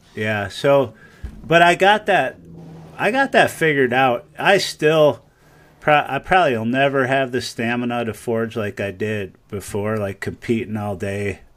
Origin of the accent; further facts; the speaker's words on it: Michigan, United States; now in Ames, United States; I grew up in Michigan